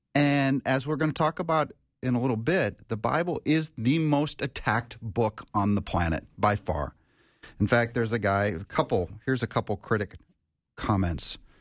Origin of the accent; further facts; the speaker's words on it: Minnesota, United States; actually in Minnesota here, my home state is Minnesota